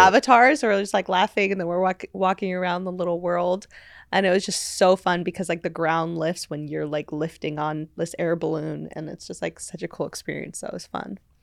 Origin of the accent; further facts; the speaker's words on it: Los Angeles, California, United States; L A. Um, yeah, so I grew up my whole life here